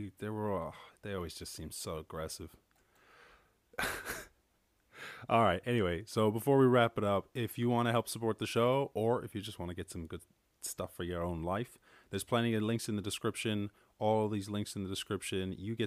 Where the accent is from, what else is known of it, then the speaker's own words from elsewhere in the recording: Ireland; I'm from Ireland.